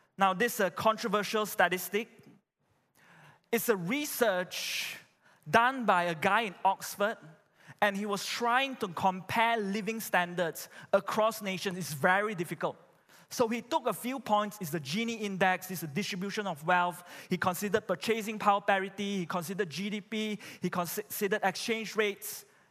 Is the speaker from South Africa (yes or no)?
no; Malaysia; I'm a Malaysian